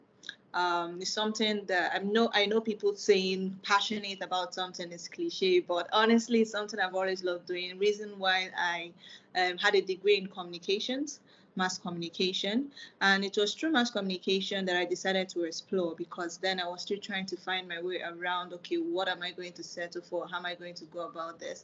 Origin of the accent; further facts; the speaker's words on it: Nigeria; I'm a Nigerian